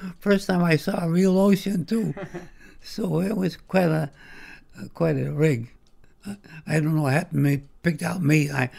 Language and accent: English; Waterbury, United States; born there; That's right. I was born in Waterbury.